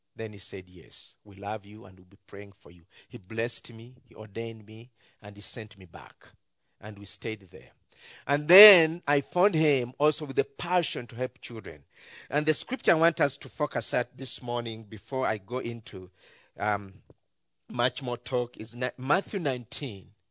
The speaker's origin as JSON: {"language": "English", "country": "Uganda"}